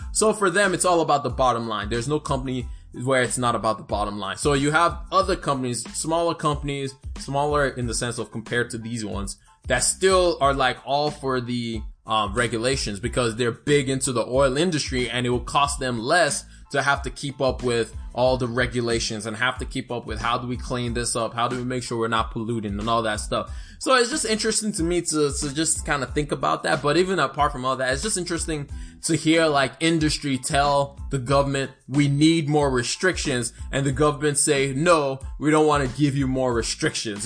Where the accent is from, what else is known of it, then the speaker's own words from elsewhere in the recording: Alabama, United States; I am from Alabama